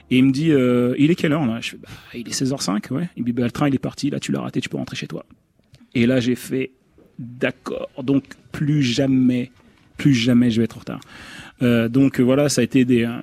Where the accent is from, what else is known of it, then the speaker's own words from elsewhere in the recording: Le Havre, Normandy, France; C'est entre guillemets, c'est là où j'ai fait mes armes. Donc c'est là où justement toute la formation où j'ai appris depuis le plus jeune âge à jouer différents styles de musique.